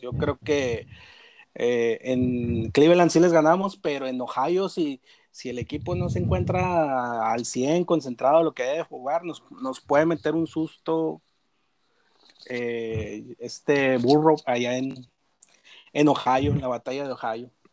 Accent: Monclova, Coahuila, Mexico; soy de Monclova, Coahuila, somos acá de Monclova

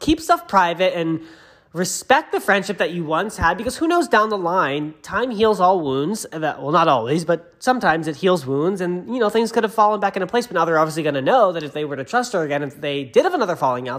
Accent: Los Angeles, California, United States; my home state too

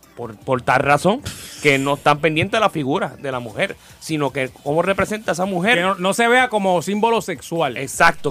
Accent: Puerto Rico; soy de Puerto Rico

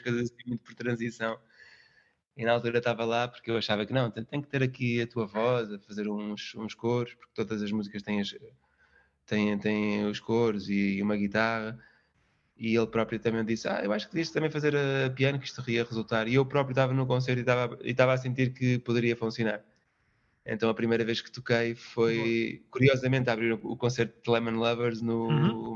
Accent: Viseu, Portugal; moved away as an adult; also born or lived in Lisbon; no Conservatório em Viseu, foi a cidade onde eu cresci

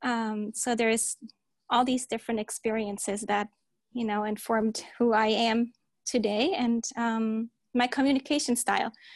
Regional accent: Germany; moved away as an adult; also born or lived in Turkey / Delaware, United States; now in San Diego, United States; I was born in Germany and then mostly raised in Germany

